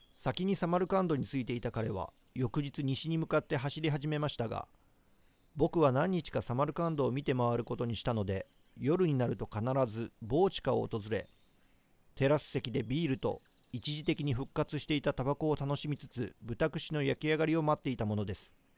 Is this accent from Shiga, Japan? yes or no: yes; Nagahama, Shiga, Japan; 僕滋賀県の北の方の出身なんですけれども長浜市っていうところで